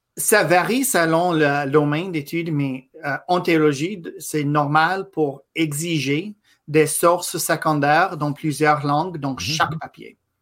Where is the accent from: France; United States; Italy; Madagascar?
United States; Boston, Massachusetts; accent: Franco-American; first language English; French is a second language; moved away as an adult; now in Quebec, Canada; je suis né à Boston dans une famille ethniquement québécoise, fière de nos racines québécoises